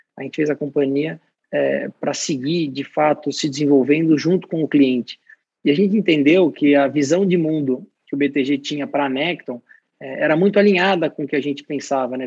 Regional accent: Brazil; como brasileiro

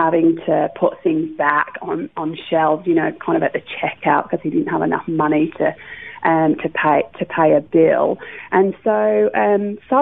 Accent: Wolverhampton, West Midlands, United Kingdom; moved away as an adult; also born or lived in Bradford; now in Australia; I was born, as you say, in the UK in a place called Wolverhampton, which is near Birmingham. So that's where I grew up.

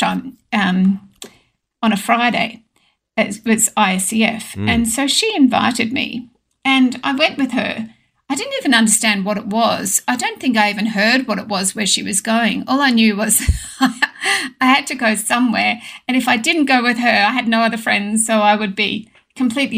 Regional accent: Sydney, New South Wales, Australia; now in Oberon, Australia; I was actually born and raised in Epping, in a little sort of suburban house on a quarter acre block

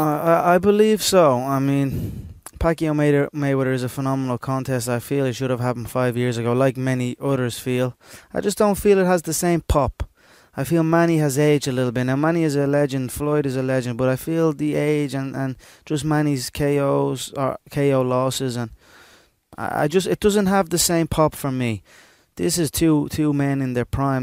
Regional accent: Ireland; we as Irish

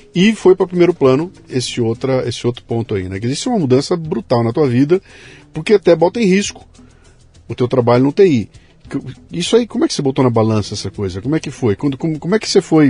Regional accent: Bauru, São Paulo, Brazil; Bauru, a minha cidade natal, quando eu era moleque

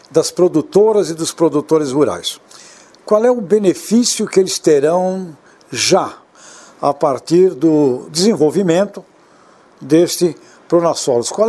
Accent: Santos, São Paulo, Brazil; eu sou santista, nasci em Santos, e um tema sempre lá no Porto é a dragagem do Porto.

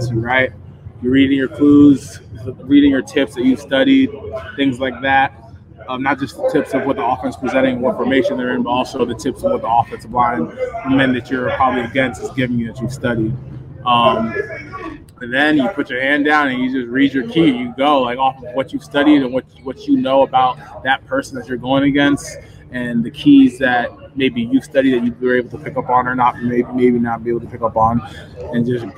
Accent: Stroudsburg, Pennsylvania, United States; moved away; also born or lived in New Jersey; I grew up in Stroudsburg. You know, I was born in Jersey, but was raised in PA

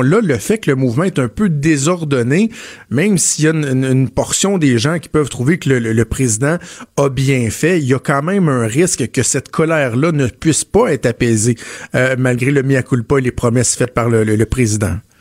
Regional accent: Quebec, Canada

